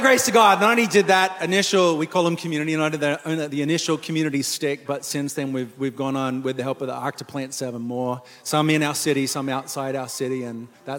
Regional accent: Australia; moved away as an adult; now in New York City, United States; My wife, Andy, and I, I'm originally from Australia. We moved to New York City 2010

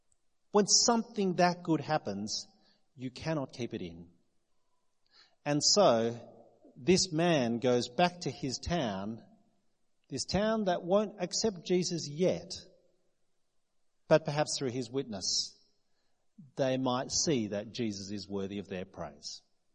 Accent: New South Wales, Australia; now in South Australia, Australia; Most of you know that I'm not from South Australia. I moved here 18 years ago from New South Wales.

